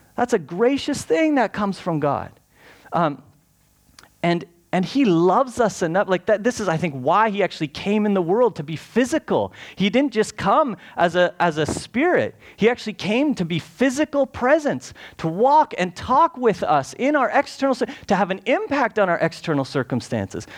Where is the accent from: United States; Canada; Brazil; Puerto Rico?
Canada; we're Canadian